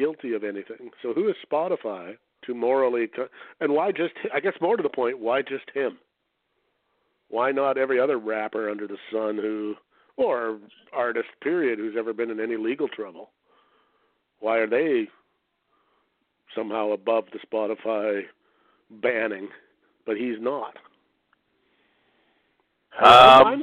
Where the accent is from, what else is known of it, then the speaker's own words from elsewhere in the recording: Canada; I'm a Canadian